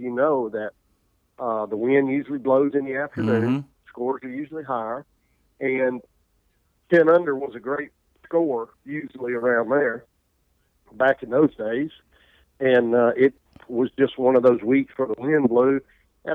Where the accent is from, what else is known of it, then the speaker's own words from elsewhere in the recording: Poplarville, Mississippi, United States; I grew up in Poplarville, Mississippi, town of 2,000 people